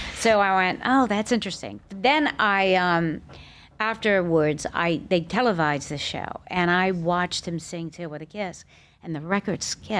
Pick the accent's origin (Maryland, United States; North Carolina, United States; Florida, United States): Maryland, United States; Bethesda; also born or lived in Los Angeles / Connecticut; now in Boca Raton, United States; I was born in Bethesda, Maryland. Okay. And I grew up in Maryland, and I went to L.A.